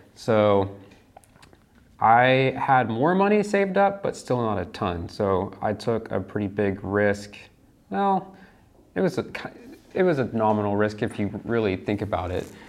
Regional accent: Lakeland, Florida, United States; moved away as an adult; also born or lived in Dallas; I am from Central Florida, Lakeland

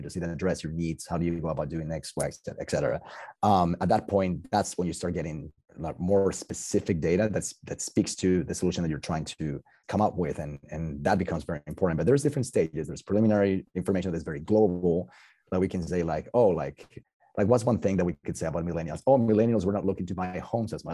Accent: Bogotá, Colombia; English is a second language; moved away; also born or lived in France / Italy / United States; I'm from Colombia and I'm from Bogota.

